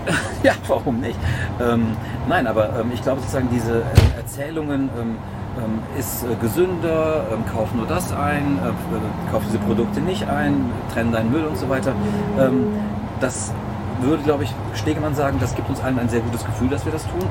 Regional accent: Cologne, North Rhine-Westphalia, Germany; wir kommen ja aus Köln

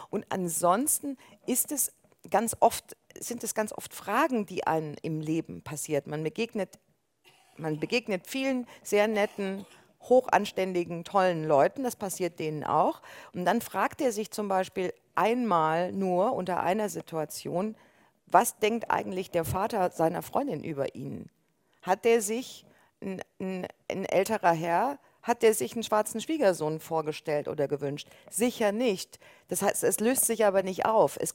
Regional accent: Halle, Saxony-Anhalt, Germany; born there; Ich bin in Halle an der Saale geboren, dann kriege ich natürlich Ostfragen gestellt, aber normalerweise nicht.

